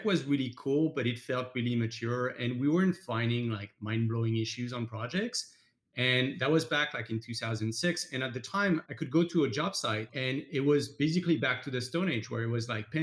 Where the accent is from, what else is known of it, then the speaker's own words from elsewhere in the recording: France; moved away as an adult; now in United States; I'm French, obviously. I grew up in France, came to the US about 14 years ago when I studied construction at Stanford.